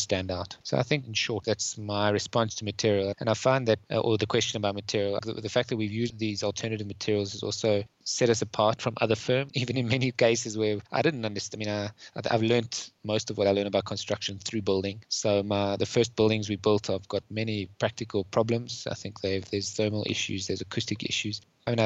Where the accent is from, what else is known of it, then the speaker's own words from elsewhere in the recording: Johannesburg, Gauteng, South Africa; I come from Johannesburg.